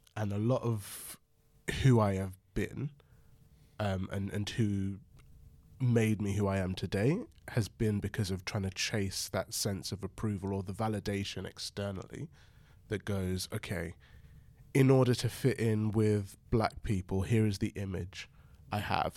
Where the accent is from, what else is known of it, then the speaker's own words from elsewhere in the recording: London, United Kingdom; I was brought up in London